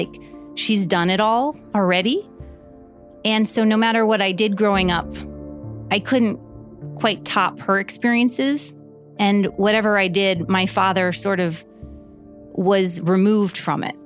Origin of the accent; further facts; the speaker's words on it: Miami Beach, Florida, United States; now in Los Angeles, United States; I grew up in Miami Beach in the 80s